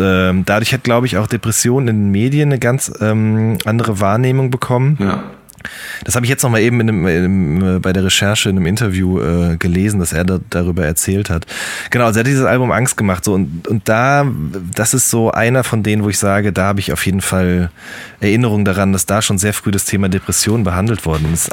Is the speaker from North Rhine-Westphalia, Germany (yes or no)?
yes; Ruhr area, North Rhine-Westphalia, Germany; Ich komme ja aus dem Pott, genau wie du auch.